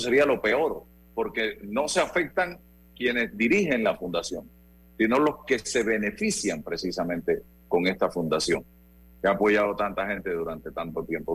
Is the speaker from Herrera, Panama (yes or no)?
yes; Chitré, Herrera, Panama; como chitreano